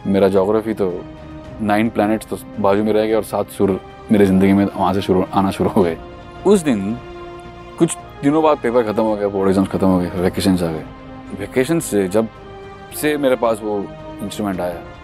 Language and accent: Hindi; Mumbai, Maharashtra, India; मैं बॉम्बे का ही पला बड़ा हूँ मुंबई शहर का पला बड़ा लड़का हूँ